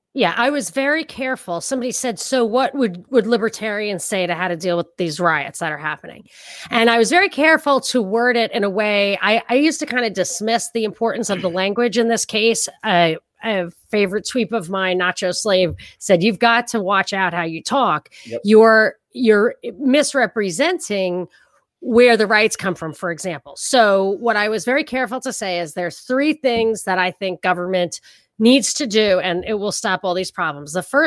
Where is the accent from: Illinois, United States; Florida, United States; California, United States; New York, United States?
New York, United States; I'm from New York. I thrive on it. I love it. My culture is everything.